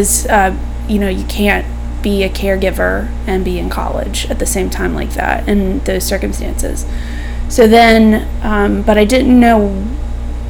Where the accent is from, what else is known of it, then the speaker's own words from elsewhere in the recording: High Point, North Carolina, United States; also born or lived in Greensboro, North Carolina / New York; I'm from High Point